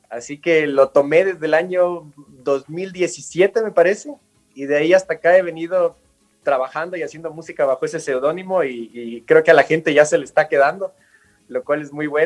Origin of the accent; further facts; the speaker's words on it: Galápagos, Ecuador; also born or lived in Quito; yo nací acá en Quito, y a las dos semanas de nacido, o sea, chiquitito, me llevaron de vuelta a Galápagos. Y ahí crecí mis primeros tres años